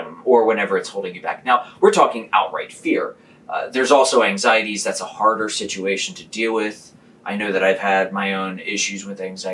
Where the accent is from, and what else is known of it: Philadelphia, Pennsylvania, United States